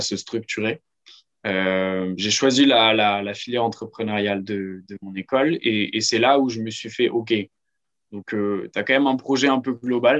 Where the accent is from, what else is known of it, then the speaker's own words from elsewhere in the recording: Lille, Hauts-de-France, France; j'ai 24 ans et je suis lillois